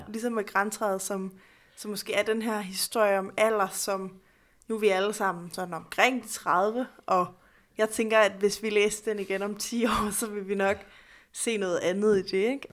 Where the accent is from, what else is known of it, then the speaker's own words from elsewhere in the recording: Odense, Southern Denmark, Denmark; jeg er født og opvokset i Odense, hvor hos Andersen er alle steder